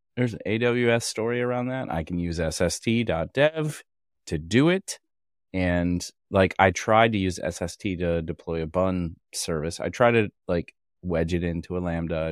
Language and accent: English; Kentucky, United States; I was born in Kentucky